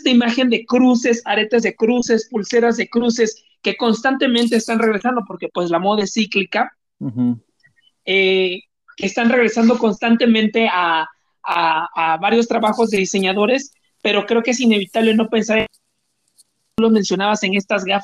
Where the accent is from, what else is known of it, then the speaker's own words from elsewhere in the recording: Veracruz, Mexico; moved away; cuando yo salí de Veracruz y viajé a la Ciudad de México, llegué sin conocer a nadie en la Ciudad de México.